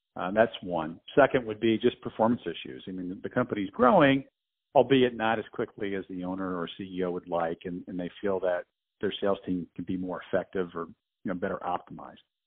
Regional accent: New Jersey, United States; I grew up in New Jersey

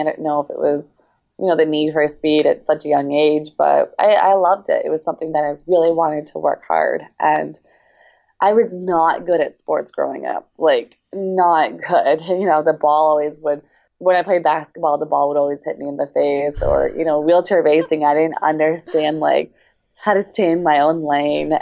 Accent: Baltimore, Maryland, United States; also born or lived in Russia; now in Champaign, United States; I am from Baltimore, Maryland, but currently training in Champaign, Illinois

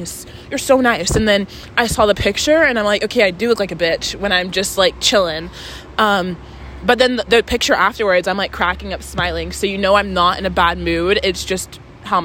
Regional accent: Texas, United States; moved away; I'm also Southern. So I'm from Texas

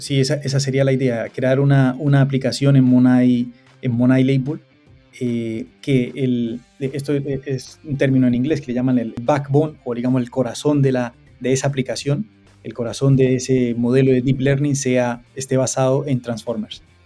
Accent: Cúcuta, Norte de Santander, Colombia; moved away as an adult; now in London, United Kingdom; Yo soy de, de Cúcuta, de Colombia

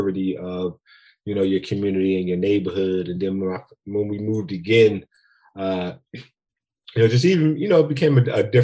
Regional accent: Philadelphia, Pennsylvania, United States; I'm from Philly. Grew up in Philly, Robinson Street in West Philly to be exact.

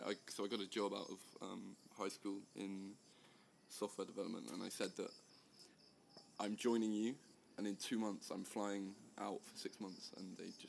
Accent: South West England, United Kingdom; I am 19. I'm from the United Kingdom in the southwest

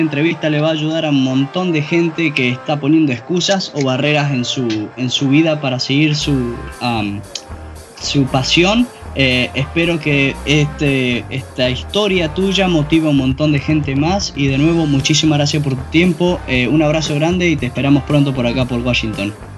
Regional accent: Argentina; moved away; nosotros que somos argentinos

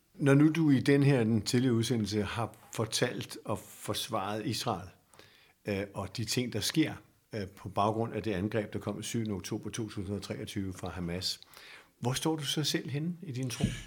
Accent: Denmark; vi som danskere

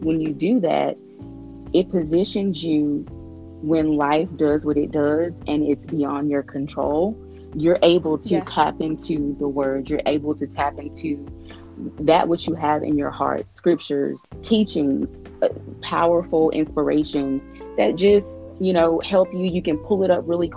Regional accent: Shreveport, Louisiana, United States; my hometown of Shreveport, Louisiana

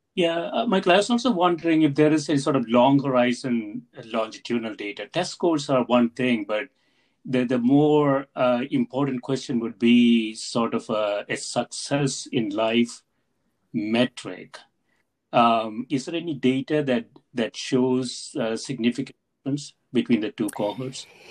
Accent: South India, India; moved away; I grew up in South India

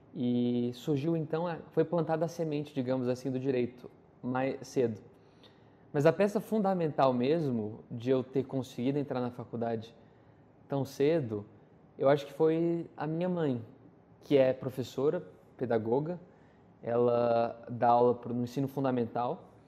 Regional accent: Brasília, Federal District, Brazil; rede pública do DF, onde eu nasci, eu nasci em Brasília

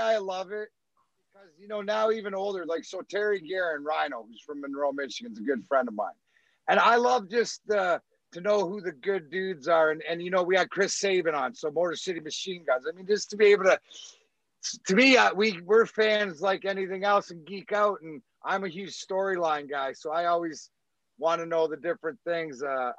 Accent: Scotland, United Kingdom; He's got what you want when you're from, like when you're Scottish, like me

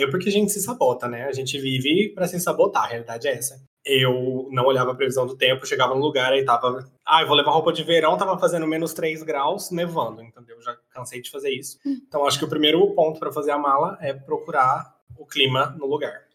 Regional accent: Brazil; eu sou brasileiro

